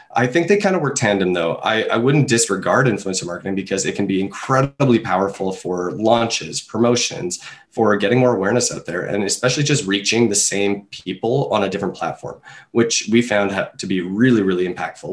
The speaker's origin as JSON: {"language": "English", "country": "Canada", "said": "I'm a Canadian"}